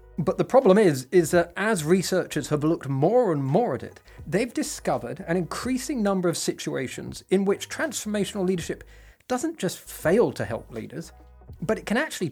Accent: England, United Kingdom; I'm English

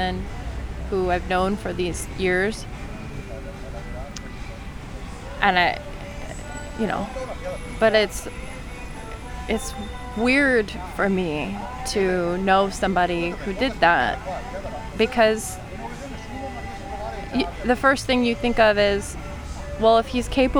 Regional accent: United States; I'm American

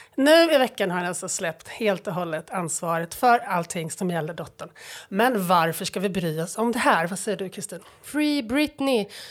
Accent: Stockholm suburb, Stockholm County, Sweden; jag är stockholmare och jag är född i en kranskommun

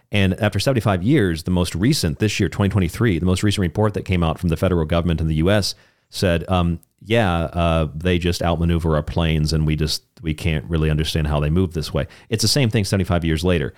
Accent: Florida, United States; Florida, my home state

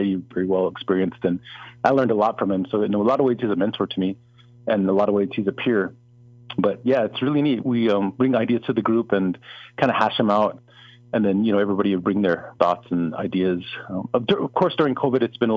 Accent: Jemez Pueblo, New Mexico, United States; I am from Jemez Pueblo

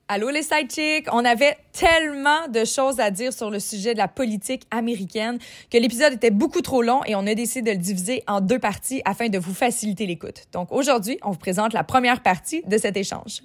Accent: Canada; chez nous au Canada

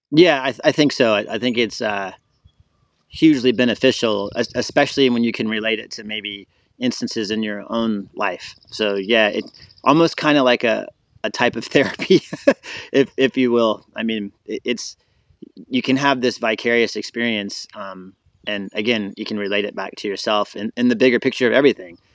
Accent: Florida, United States; also born or lived in Colorado; So I'm born and raised in Florida

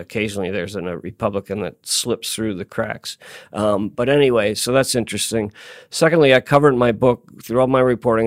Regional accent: Tacoma, Washington, United States; moved away as an adult; also born or lived in Seattle, Washington; now in Albany, United States; I came here as an outsider, nineteen eighty-one. I'm from the Northwest, uh, Tacoma and Seattle, Washington

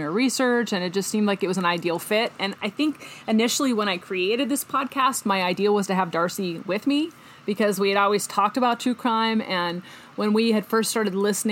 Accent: Pacific Northwest, United States; I grew up in the Pacific Northwest

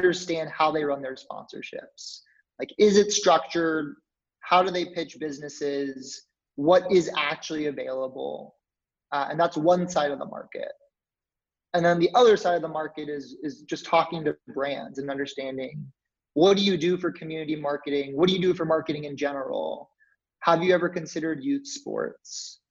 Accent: Dallas, Texas, United States; also born or lived in New Orleans; I'm from Dallas, Texas.

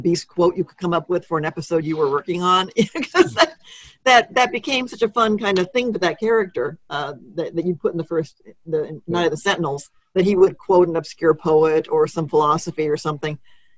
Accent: Texas, United States; You're from Tennessee, I'm from Texas.

